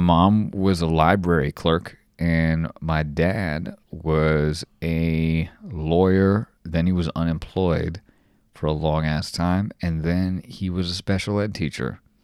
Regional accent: Los Angeles, California, United States; moved away; I'm from Los Angeles, in the valley, San Fernando Valley

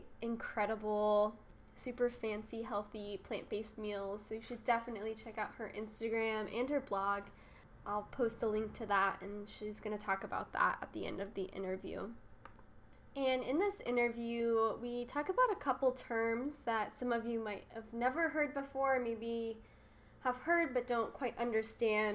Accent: Santa Barbara, California, United States; also born or lived in San Diego; my hometown of Santa Barbara

